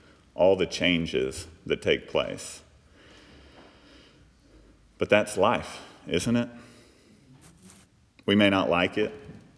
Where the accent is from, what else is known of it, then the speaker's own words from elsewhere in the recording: Fort Worth, Texas, United States; I grew up in just outside of Fort Worth, Texas, if any of y'all are familiar with Texas. It's the northern part. Fort Worth is the good side of Dallas. But actually, I grew up in unincorporated Tarrant County.